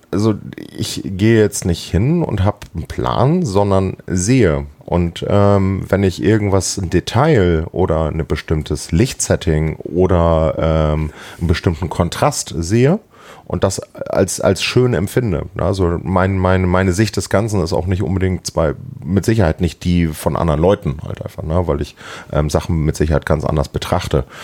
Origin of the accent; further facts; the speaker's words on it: Hamburg, Germany; ich bin zwar gebürtiger Hamburger, ne, aber ich muss zu meiner Schande gestehen, dass ich tatsächlich ähm, doch mal einige Zeit auf dem Land gewohnt habe